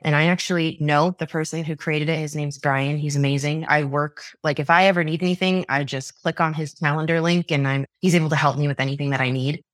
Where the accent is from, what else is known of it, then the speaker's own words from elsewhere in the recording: New York, United States; moved away as an adult; I grew up in New York for the first twenty-two years of my life